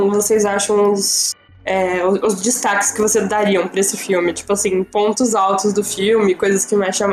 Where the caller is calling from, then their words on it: São Paulo, Brazil; tenho 21 anos, eu falo de São Paulo